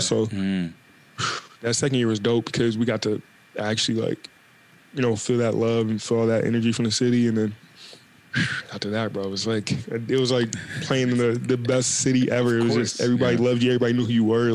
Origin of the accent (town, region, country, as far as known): Portland, United States; moved away as an adult; also born or lived in Maryland / California / Toronto